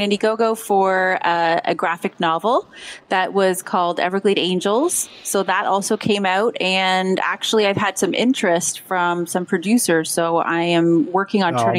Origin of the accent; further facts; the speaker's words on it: Canada; also born or lived in Japan / Ontario; I'm Canadian. I'm half Canadian, half Slovakian.